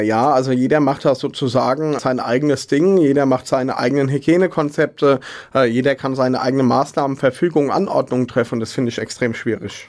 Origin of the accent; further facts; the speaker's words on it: Mainz, Rhineland-Palatinate, Germany; ich bin in Hechtsheim aufgewachsen, bin in Mainz geboren